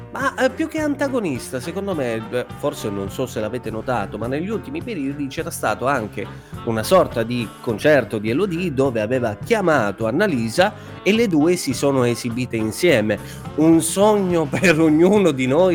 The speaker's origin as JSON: {"language": "Italian", "area": "Suzzara area", "region": "Lombardy", "country": "Italy", "said": "di Suzzara dalle mie parti"}